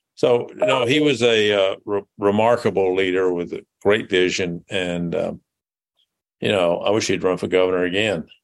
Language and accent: English; Jackson, Tennessee, United States; moved away as an adult; also born or lived in Memphis, Tennessee / Nashville, Tennessee / Massachusetts; now in Indianapolis, United States; I was born in Jackson, Tennessee, which is uh, about 80 miles northeast of Memphis. So it's a rural community. Was uh, when I grew up, there seemed to be more uh, cotton gins than uh, gas stations. and I went to uh, high school there